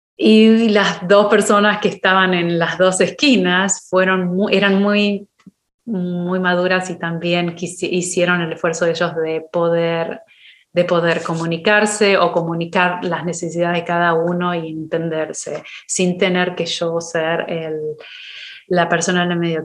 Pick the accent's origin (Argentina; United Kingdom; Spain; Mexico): Argentina; moved away as an adult; now in United States; la primera vez que me fui de Argentina